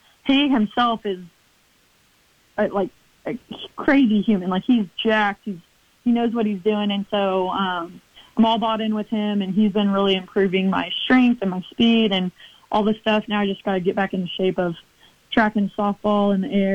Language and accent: English; Oklahoma, United States; my hometown, my home state